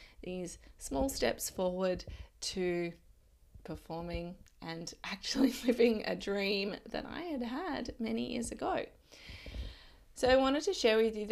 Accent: Adelaide, South Australia, Australia; moved away; I lived in Adelaide. I'm from Adelaide.

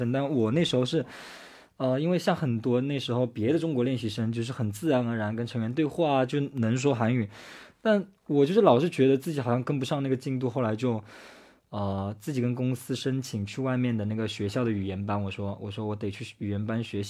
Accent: Japan; Chinese is a second language; Hello，

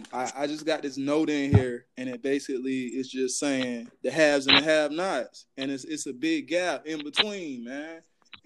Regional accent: South Carolina, United States; now in Tampa, United States; I'm originally from South Carolina, man. When I first got down here

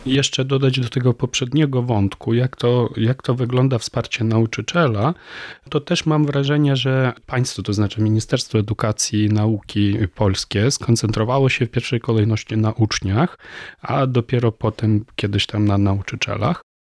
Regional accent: Ukraine; first language Ukrainian; Polish is a second language; now in Warsaw, Poland; ukraiński jest moim ojczystym językiem

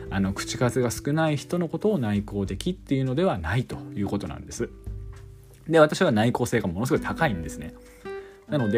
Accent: Yamagata, Japan; also born or lived in Tokyo; 2021年の8月末に、まあ、地元の山形に U ターン帰省しましたそうするとですねあの東京にいる時もそうだったんですけど

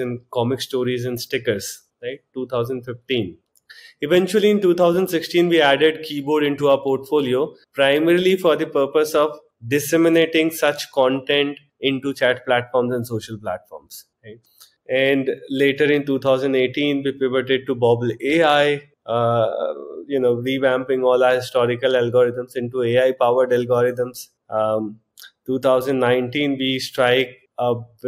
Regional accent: Jharkhand, India; moved away as an adult; also born or lived in Chaibasa, Jharkhand / Jamshedpur, Jharkhand / Delhi; So I was born in a small town called Chaibasa in Jharkhand, a little known place. Then I moved to Jamshedpur for my high schooling

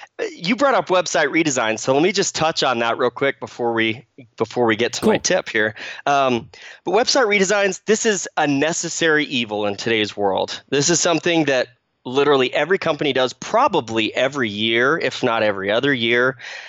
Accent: Phoenix, Arizona, United States; moved away as an adult; now in Utah, United States; So I grew up in Phoenix, Arizona. I lived there for about 18 years and then moved up with my family to Utah, where I live now with my wife

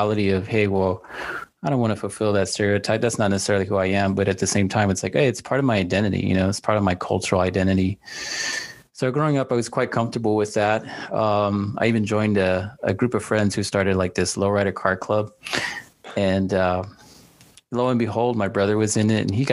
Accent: Dallas, Texas, United States; now in San Antonio, United States; I grew up in Dallas

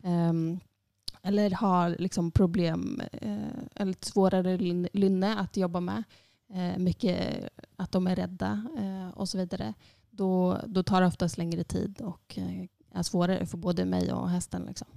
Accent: Sundsvall, Västernorrland County, Sweden; moved away as an adult; also born or lived in Iceland; now in Borgarnes, Iceland; jag är född och uppvuxen i Sundsvall

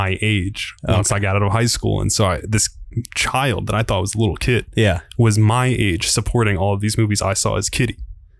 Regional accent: Albany, New York, United States; I'm from Albany.

